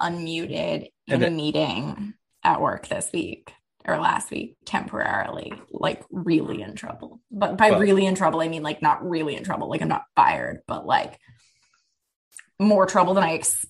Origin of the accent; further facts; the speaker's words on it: New Jersey, United States; moved away; I'm from New Jersey